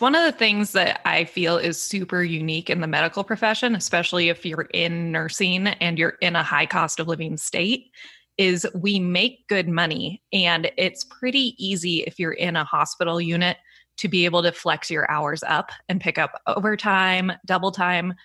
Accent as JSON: {"language": "English", "town": "San Diego", "region": "California", "country": "United States", "tie": "born or raised there", "also_born_or_lived": "Santa Barbara", "moved": "yes", "said": "I grew up in San Diego"}